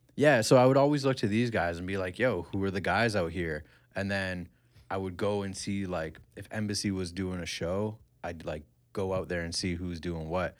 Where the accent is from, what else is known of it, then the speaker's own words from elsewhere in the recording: Kitchener, Ontario, Canada; I grew up in Country Hills